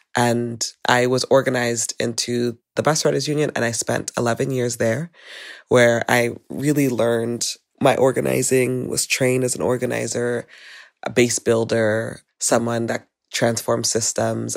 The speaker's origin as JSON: {"language": "English", "town": "Los Angeles", "region": "California", "country": "United States", "tie": "born or raised there", "said": "I grew up in Van Nuys, uh, which is a suburb outside of the inner city of Los Angeles"}